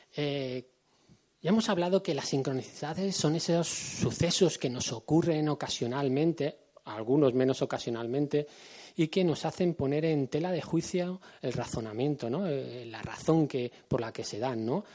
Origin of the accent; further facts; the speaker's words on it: Madrid, Community of Madrid, Spain; somos gente de aquí, somos gente del Pardo